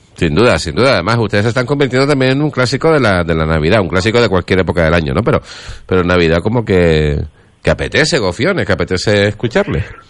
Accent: Santa Brígida, Canary Islands, Spain; yo también soy de Santa Brígida, yo también soy santauteño

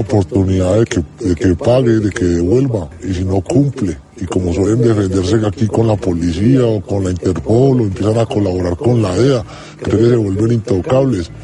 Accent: Colombia; now in Spain

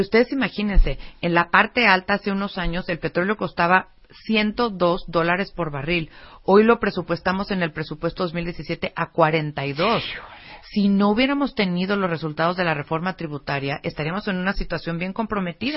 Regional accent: Mexico; como mexicanos nos tenemos que sentir bien orgullosos

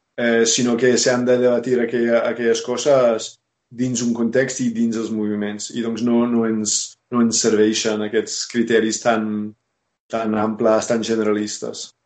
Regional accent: United States; Catalan is a second language; moved away as an adult; also born or lived in Barcelona; now in Catalonia, Spain; soc originalment dels Estats Units

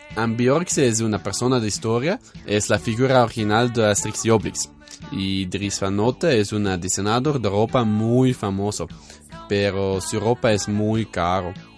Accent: Belgium; Spanish is a second language; Ik kom uit België, ben 19 jaar oud

